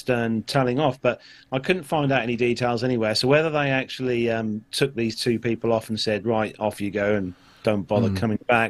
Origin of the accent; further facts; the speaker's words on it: Malta; I'm from Malta